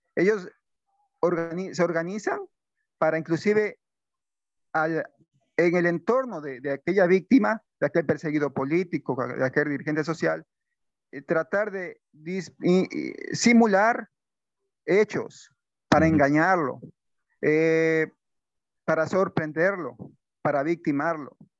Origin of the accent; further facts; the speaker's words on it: Ecuador; tuvimos como ecuatorianos